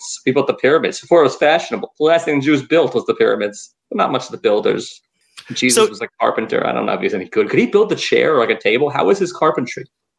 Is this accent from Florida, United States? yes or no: no; New York, United States; accent: New York; also born or lived in Western Massachusetts; my accent got stronger, my New York accent